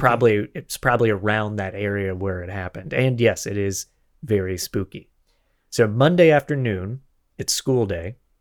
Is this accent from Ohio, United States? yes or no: no; Florida, United States; moved away; also born or lived in Los Angeles, United States; I'm from Florida originally. I lived in L A for twenty